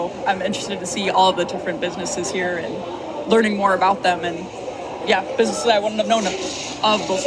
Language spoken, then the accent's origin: English; Plymouth, Minnesota, United States; I'm from Plymouth, Minnesota.